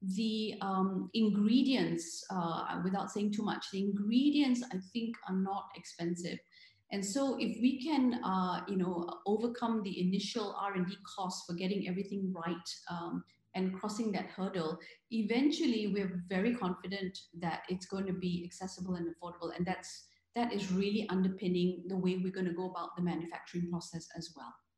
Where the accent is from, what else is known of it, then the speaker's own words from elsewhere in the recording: Singapore; I'm Singaporean